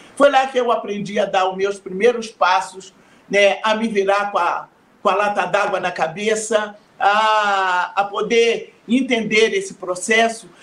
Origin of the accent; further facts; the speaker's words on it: Rio de Janeiro, Brazil; nascemos no Rio de Janeiro, mas o, o, os 13 filhos é, da, de minha mãe né, nasceram em Minas Gerais